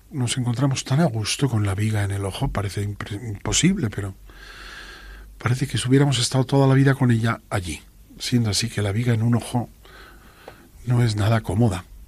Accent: Asturias, Spain; Yo vengo de Asturias

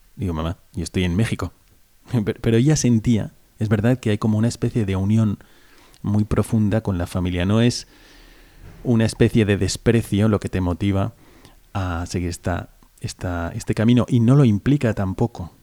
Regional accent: Valencia, Valencian Community, Spain; que soy de aquí, de España, de Valencia

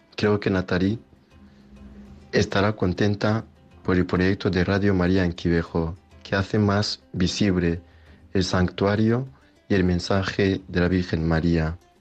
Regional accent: Rwanda; now in Spain; de Ruanda

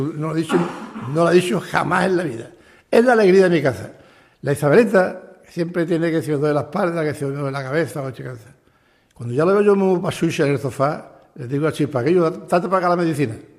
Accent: Sanlúcar de Barrameda, Andalusia, Spain; moved away as an adult; now in Chipiona, Spain; Yo nací en San Lucas, en la calle Barrameda, número 14

